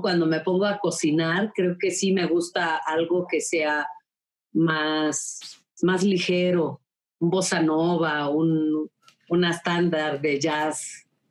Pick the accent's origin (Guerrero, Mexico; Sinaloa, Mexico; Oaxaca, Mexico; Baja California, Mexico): Oaxaca, Mexico; nosotros como oaxaqueños